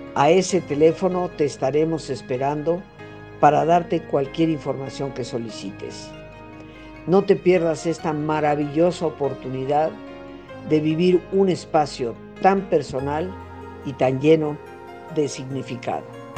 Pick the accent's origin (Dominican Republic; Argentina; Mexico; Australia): Mexico; yo nací en México, soy hija de yucateco y de madre nicaragüense